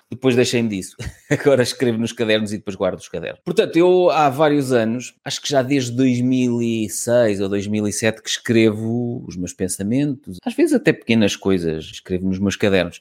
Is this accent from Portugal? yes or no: yes; Viseu, Centro, Portugal; como sou de Viseu